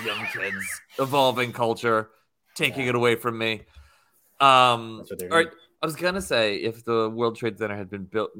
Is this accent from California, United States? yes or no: no; New Jersey, United States; No, I'm from the New Jersey.